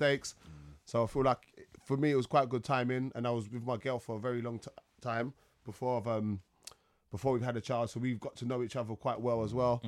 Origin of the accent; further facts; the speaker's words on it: London, United Kingdom; I came from Peckham. Yeah, yeah. I went to school in Dulwich, Kingsdale